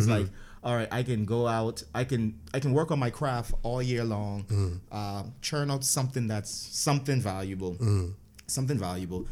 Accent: United States; now in Bahamas; I grew up in the States

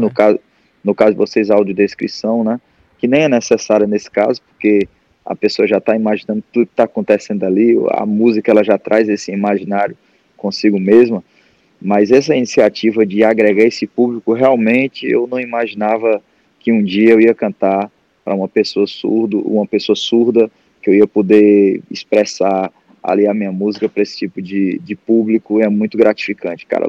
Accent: Fortaleza, Ceará, Brazil; eu morei minha vida, minha infância toda no Montese

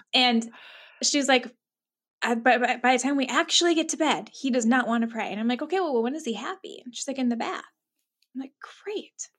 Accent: Minnesota, United States; moved away; I'm from Minnesota. Born and raised here, moved away for a little bit, but now I'm back

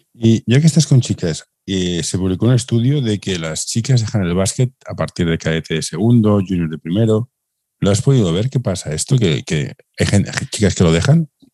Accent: Barcelona, Catalonia, Spain; Yo soy de Barcelona

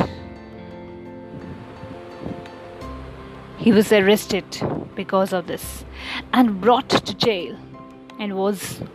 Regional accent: India; as an Indian

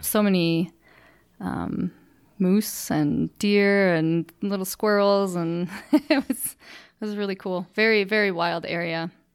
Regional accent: Freeport, Illinois, United States; now in Cheyenne, United States; I'm from Freeport, Illinois, which is a small town in, uh, northwest Illinois.

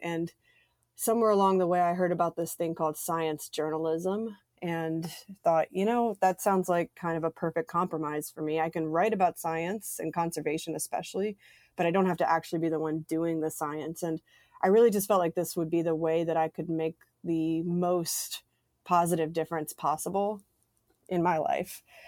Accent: Mississippi Gulf Coast, United States; moved away; also born or lived in United Kingdom; I grew up in Mississippi on the Gulf Coast

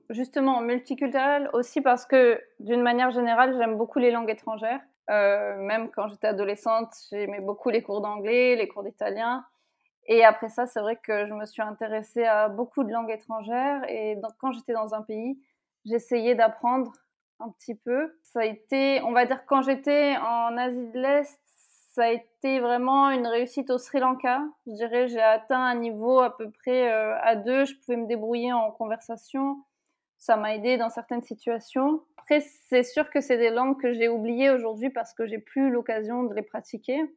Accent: France; moved away as an adult; now in United Arab Emirates; ça fait huit ans donc euh, je suis partie de France.

